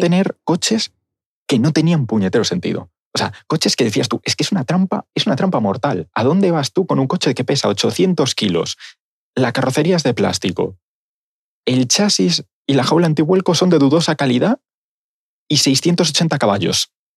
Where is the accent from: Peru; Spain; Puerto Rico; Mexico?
Spain; Galicia; Así somos los gallegos